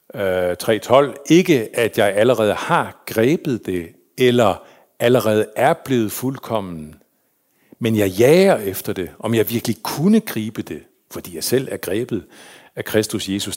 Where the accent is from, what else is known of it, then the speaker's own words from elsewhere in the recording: Hirtshals, North Denmark Region, Denmark; also born or lived in Faroe Islands / Copenhagen; var jeg vokset op i Hirtshals. De flyttede til København, og så senere til Hirtshals, så voksede jeg op